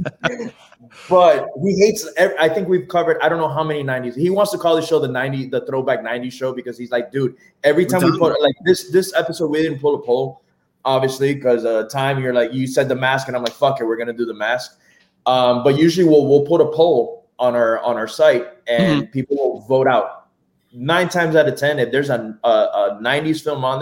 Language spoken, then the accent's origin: English; Miami, Florida, United States; we're from Miami